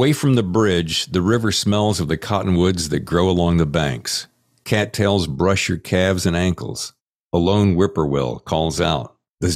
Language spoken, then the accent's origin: English; North Carolina, United States; I grew up in North Carolina